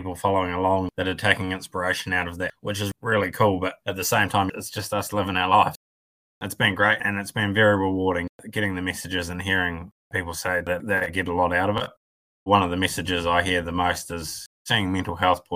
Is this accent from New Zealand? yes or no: yes; Golden Bay, Tasman, New Zealand; Born and bred in Golden Bay.